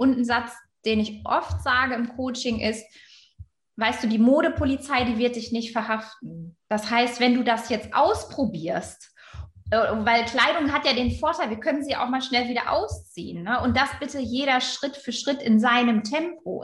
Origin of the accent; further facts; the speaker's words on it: Germany; Also ich bin gebürtige Friesin